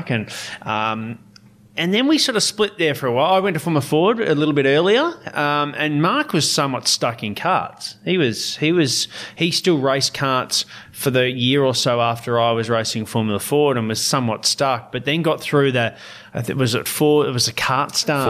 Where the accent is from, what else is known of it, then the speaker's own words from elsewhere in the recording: Victoria, Australia; I was a Victorian, so I was racing in my home state